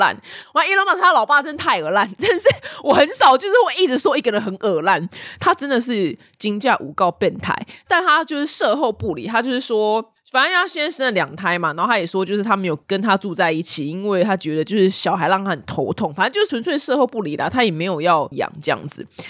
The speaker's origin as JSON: {"language": "Chinese", "country": "Taiwan", "said": "所以相较之下，我们台湾人的上涨幅度比较大化。"}